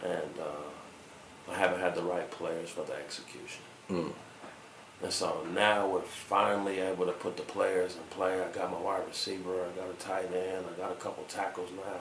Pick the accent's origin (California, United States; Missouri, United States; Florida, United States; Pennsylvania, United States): California, United States; Long Beach; moved away as an adult; now in Denver, United States; I was from Long Beach